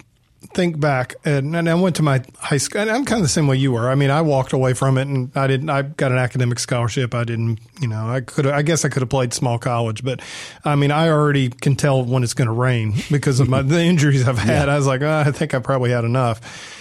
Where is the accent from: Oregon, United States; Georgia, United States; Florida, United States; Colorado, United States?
Georgia, United States; Marietta; you know, I grew up in Marietta, Georgia. I mean, my stadium was built.